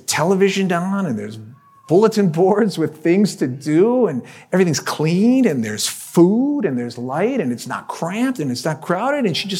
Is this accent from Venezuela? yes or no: yes; Venezuela; I grew up in Venezuela for a number of years anyway